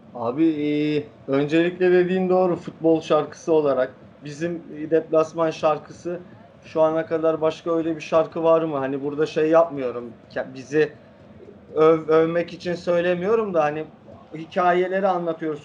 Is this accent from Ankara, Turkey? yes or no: no; Fenerbahçe, Istanbul, Turkey; Fenerbahçe'de oturuyoruz.